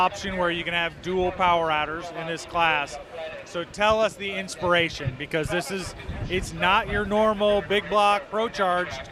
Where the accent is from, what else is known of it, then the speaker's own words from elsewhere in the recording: Midwest, United States; From Midwest guy